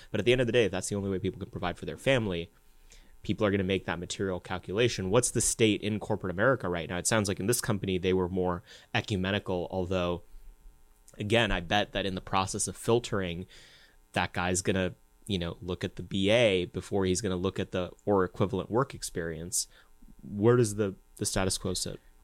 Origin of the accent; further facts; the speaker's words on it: United States; growing up as an Indian American in the United States